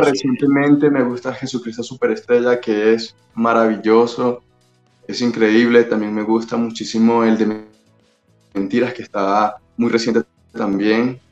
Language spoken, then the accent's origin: Spanish; Caracas, Capital District, Venezuela; accent: Venezuelan; now in Mexico; Yo soy de Venezuela, soy de Caracas